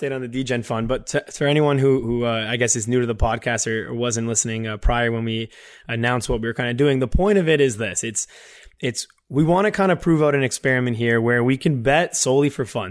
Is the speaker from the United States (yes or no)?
no; Canada; we're from, we're from Canada